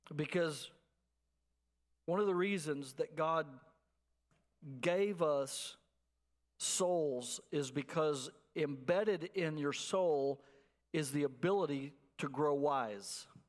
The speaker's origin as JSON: {"language": "English", "town": "Abilene", "region": "Texas", "country": "United States", "moved": "yes", "said": "I'm from Abilene, out in West Texas"}